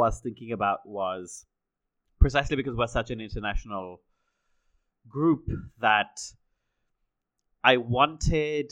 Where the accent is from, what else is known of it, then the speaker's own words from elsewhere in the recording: Hyderabad, Telangana, India; I'm from Hyderabad